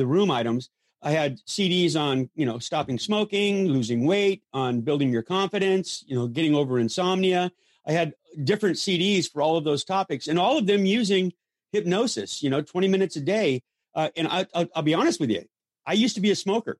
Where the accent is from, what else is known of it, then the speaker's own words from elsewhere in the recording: Los Angeles, California, United States; I grew up in Hollywood